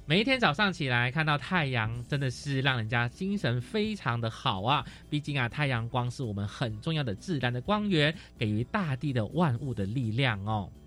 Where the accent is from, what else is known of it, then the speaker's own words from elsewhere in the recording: Malaysia; moved away; 因为我是马来西亚人嘛，那在马来西亚为一赤道，其实我们的太阳是很充足的